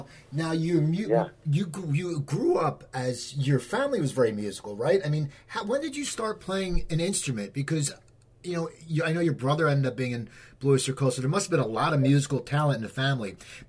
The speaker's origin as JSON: {"language": "English", "area": "outside Philadelphia", "region": "Pennsylvania", "country": "United States", "tie": "born or raised there", "said": "I grew up right outside Philadelphia"}